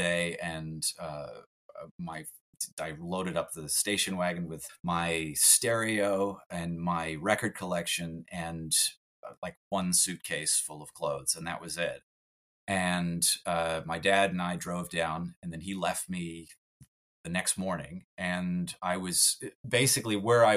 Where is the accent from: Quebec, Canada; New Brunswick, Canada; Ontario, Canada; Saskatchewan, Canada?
Quebec, Canada; Montreal; My hometown was just about like any other American or Canadian hometown. It was the suburbs of Montreal